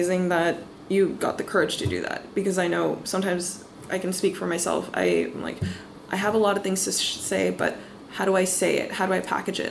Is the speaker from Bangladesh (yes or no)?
yes; Bangladesh; moved away; I come from Bangladesh originally.